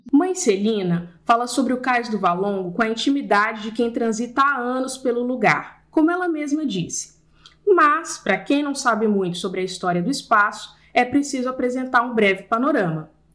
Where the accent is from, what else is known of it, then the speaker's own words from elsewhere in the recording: Brasília, Federal District, Brazil; moved away as an adult; also born or lived in Valparaíso de Goiás, Brazil; now in Rio de Janeiro, Brazil; Nasci nos arredores do Distrito Federal, numa cidade chamada Valparaíso. Passei a infância e o início da juventude em Brasília